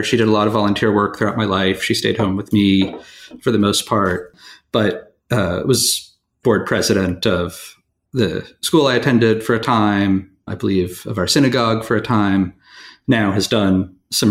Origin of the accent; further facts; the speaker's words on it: New York City, New York, United States; I grew up in New York City